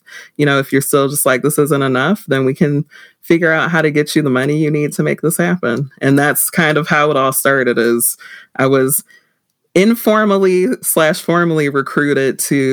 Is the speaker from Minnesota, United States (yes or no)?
no; Saginaw, Michigan, United States; I was born and raised in Saginaw, Michigan